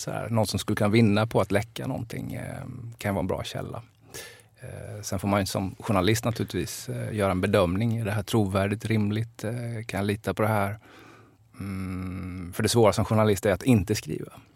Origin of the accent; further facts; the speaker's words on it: Jönköping, Jönköping County, Sweden; also born or lived in Älvsjö, Stockholm; now in Stockholm, Sweden; jag som liten goss sprang i Roselundshallen och kollade HV.